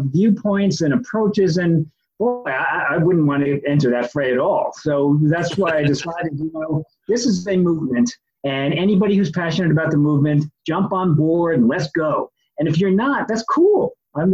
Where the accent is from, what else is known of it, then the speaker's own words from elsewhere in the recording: New York, United States; now in New England, United States; I grew up in New York, and I now live in New England